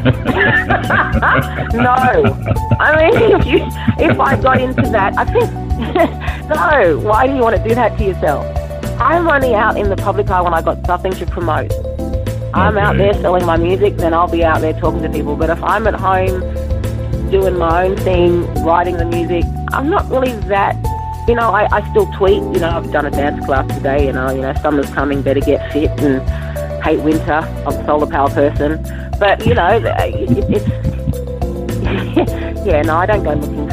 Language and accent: English; Sydney, New South Wales, Australia; I grew up in Sydney